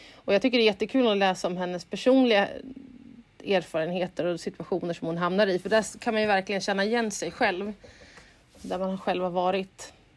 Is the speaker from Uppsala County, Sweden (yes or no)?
yes; Uppsala, Uppsala County, Sweden; moved away as an adult; also born or lived in Stockholm; Jag är ursprungligen från Uppsala